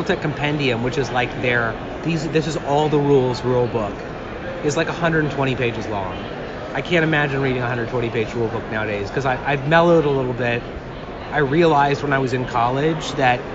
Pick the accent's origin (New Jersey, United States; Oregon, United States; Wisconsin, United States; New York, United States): Oregon, United States; Portland; now in Los Angeles, United States; I'm originally from Portland, Oregon.